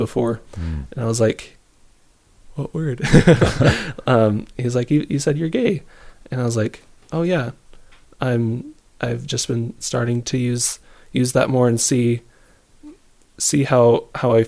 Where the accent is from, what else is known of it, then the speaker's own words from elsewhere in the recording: Queen Creek, Arizona, United States; I'm from Queen Creek, Arizona